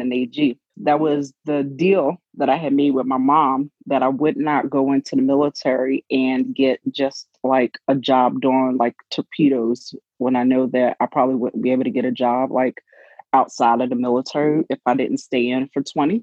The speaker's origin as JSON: {"language": "English", "town": "Philadelphia", "region": "Pennsylvania", "country": "United States", "tie": "born or raised there", "said": "I am originally from Philadelphia, Pennsylvania, born and raised"}